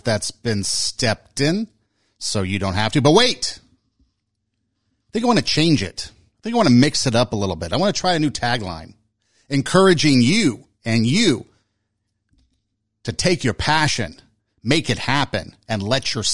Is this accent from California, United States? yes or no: yes; Los Angeles, California, United States; moved away as an adult; also born or lived in Estherville, Iowa / Scottsbluff, Nebraska; I grew up in Los Angeles